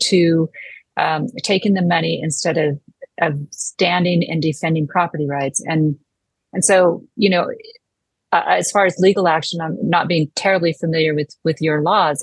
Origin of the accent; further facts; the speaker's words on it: United States; as an American